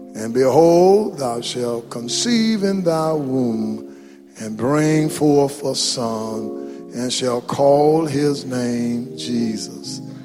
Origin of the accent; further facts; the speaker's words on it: Mount Enterprise, Texas, United States; where you from? Mount Enterprise